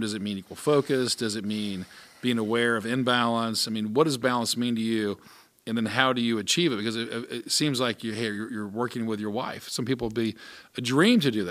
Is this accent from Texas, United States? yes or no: no; Atlanta, Georgia, United States; I grew up in Atlanta